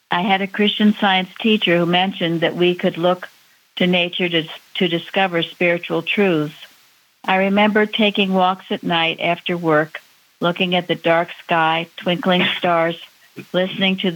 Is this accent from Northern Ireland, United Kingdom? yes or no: yes; Northern Ireland, United Kingdom; gratitude helped to end the conflict in Northern Ireland and to bring peace and harmony to my hometown.